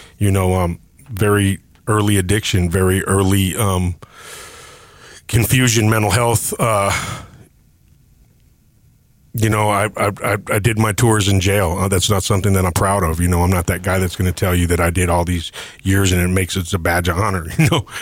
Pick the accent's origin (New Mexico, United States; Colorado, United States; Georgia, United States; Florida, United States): Colorado, United States; Denver; I am a Denver native